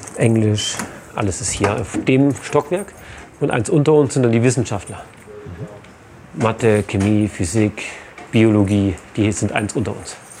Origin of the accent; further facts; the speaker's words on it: Germany; als Deutscher